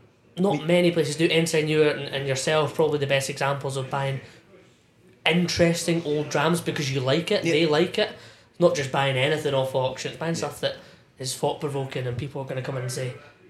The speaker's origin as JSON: {"language": "English", "region": "Scotland", "country": "United Kingdom", "said": "It's just being like a Scotsman or whatever it is. It's like we're 4 Scottish guys in here."}